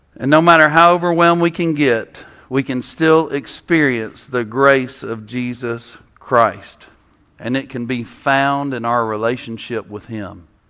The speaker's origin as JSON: {"language": "English", "region": "South Mississippi", "country": "United States", "tie": "born or raised there", "said": "I'm from South Mississippi, so I like flavor, you know? I grew up next to Louisiana."}